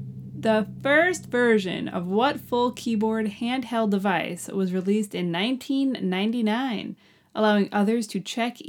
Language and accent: English; New York, United States; But also, we're from New York